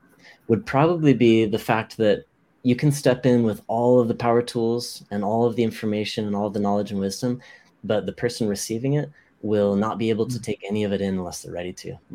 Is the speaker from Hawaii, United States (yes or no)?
yes; Hawaii, United States; I grew up in Hawaii